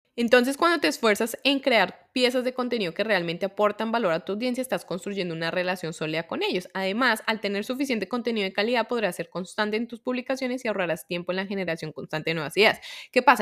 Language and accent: Spanish; Colombia; soy de Colombia